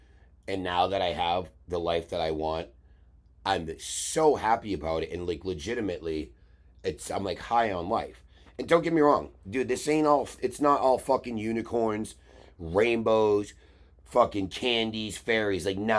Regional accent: New England, United States; I'm a glassblower from New England who is trying to get a little bit of different type of exposure

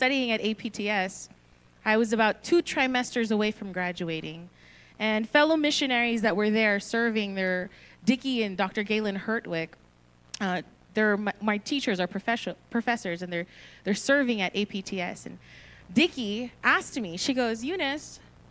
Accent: Northern Mariana Islands; also born or lived in Philippines; now in California, United States; I was born in the Philippines. When I was 6 years old, we moved to Saipan, so I was raised on the tiny island of Saipan

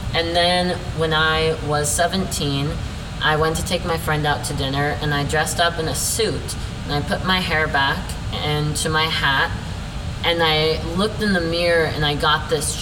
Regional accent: Glenrock, Wyoming, United States; moved away; also born or lived in Pryor, Montana; I grew up in Glen Rock, Wyoming, and then I was in Pryor, Montana, all the times being raised by very religious and or conservative people

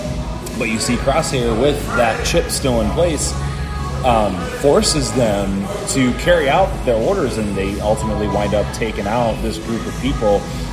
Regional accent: Chicago, Illinois, United States; now in Austin, United States; Once again, not as great as my hometown, Chicago.

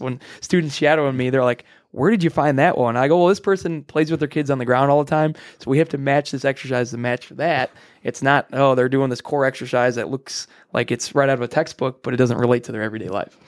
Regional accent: Frankfort, Illinois, United States; I grew up in Frankfort, Illinois, so right here in the hometown.

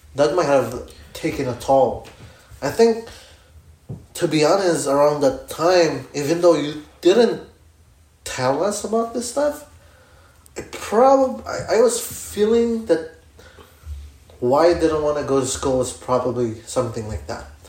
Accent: Philippines

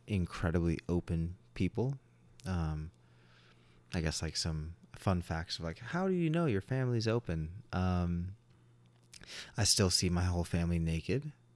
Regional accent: Long Beach, California, United States; I grew up in Southern California. I was a absolute beach baby

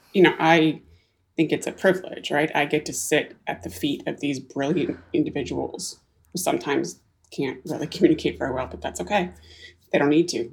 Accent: Canada; also born or lived in Silicon Valley, United States; now in Whidbey Island, United States; I was born in Canada, yeah. I've okay. been here now in the US for 26 years, mostly in Silicon Valley

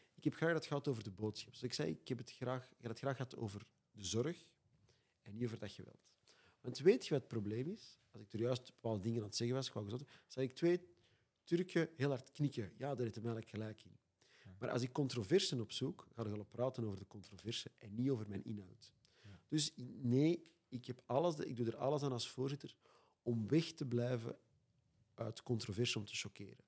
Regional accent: Antwerp, Flanders, Belgium; ik kom uit Antwerpen en soms moeten ze mij ondertitelen

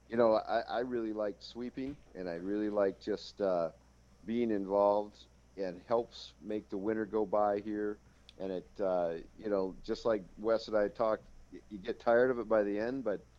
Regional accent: Montana, United States; moved away as an adult; now in Minot, United States; growing up in Montana

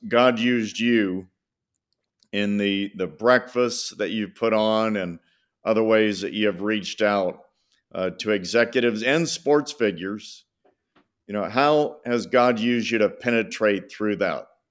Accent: Bay Area, California, United States; I grew up in the Bay Area

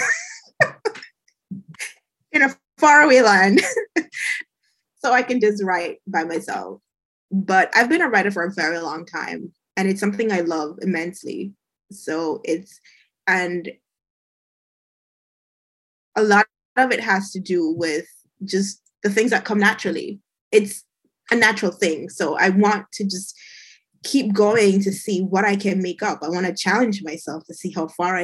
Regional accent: Jamaica; moved away as an adult; I was born and raised in Jamaica

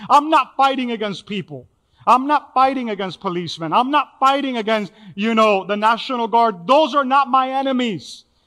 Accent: Miami, Florida, United States; I grew up in here in Miami, Little Havana

